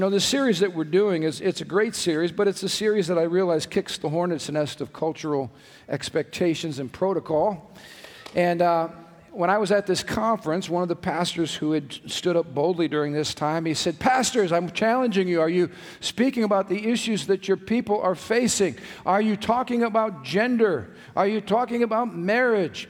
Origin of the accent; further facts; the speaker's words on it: United States; I was born in America